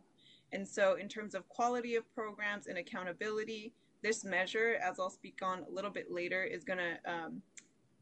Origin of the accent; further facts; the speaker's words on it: Sacramento, California, United States; I myself was a young person growing up in Sacramento. I'm actually from the Meadowview community